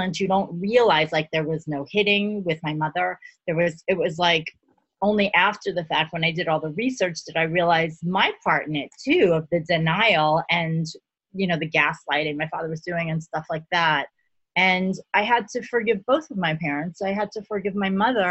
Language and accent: English; New York City, New York, United States; born or raised there